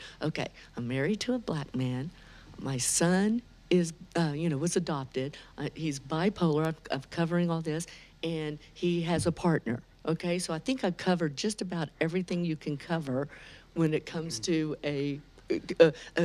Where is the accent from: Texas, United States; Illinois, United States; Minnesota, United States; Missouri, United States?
Texas, United States; Houston; accent: Texas drawl; also born or lived in Lubbock; We moved to Houston. I have a younger brother. Grew up in Houston, went to high school